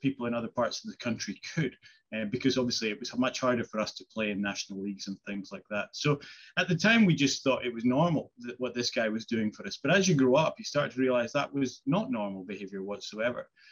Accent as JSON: {"language": "English", "area": "Isle of Skye", "region": "Scotland", "country": "United Kingdom", "tie": "born or raised there", "said": "I grew up in Skye, you know, miles away from anywhere"}